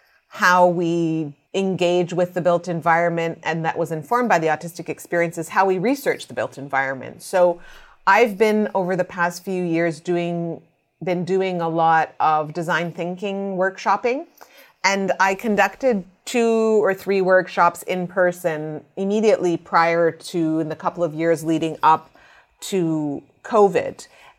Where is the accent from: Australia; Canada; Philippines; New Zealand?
Canada; I'm Canadian Egyptian.